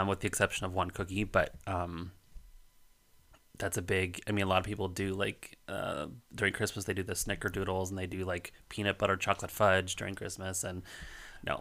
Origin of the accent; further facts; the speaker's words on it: Colorado, United States; moved away; growing up in Colorado